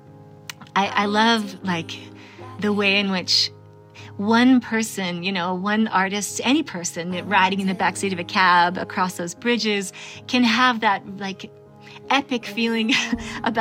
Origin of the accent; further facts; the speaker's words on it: Vermont, United States; moved away; growing up in Vermont